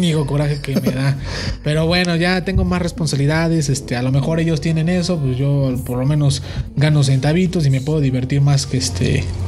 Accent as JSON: {"language": "Spanish", "country": "Mexico", "said": "como buen estudiante mexicano"}